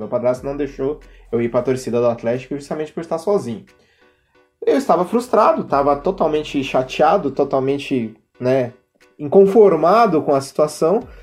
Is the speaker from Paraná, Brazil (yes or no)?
yes; Curitiba, Paraná, Brazil; não sou daqui, sou de Curitiba